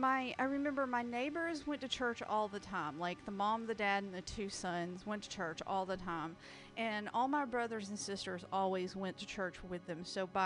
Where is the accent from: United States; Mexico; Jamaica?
United States; the South; born or raised there